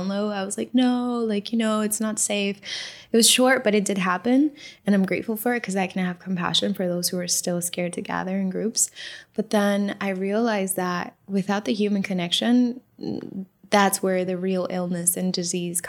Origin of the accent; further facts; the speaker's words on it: Miami, Florida, United States; I grew up in Miami, so I, you know, was in the Miami dance music scene growing up as a teenager